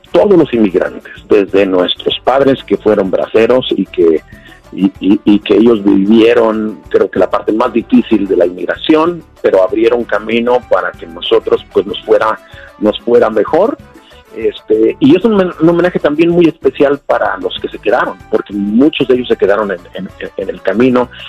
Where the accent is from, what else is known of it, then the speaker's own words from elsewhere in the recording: Tariacuri, Michoacán, Mexico; moved away; mi corazón también está en mi tierra de origen, allá en Tariacuri, Michoacán. Este, no puede dejar uno de pensar en nuestro México querido